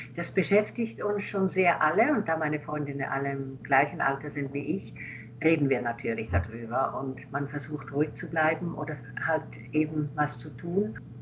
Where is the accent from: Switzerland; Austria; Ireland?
Switzerland; now in Berlin, Germany; Als Schweizerin kann ich ja ein, also konnte ich einreisen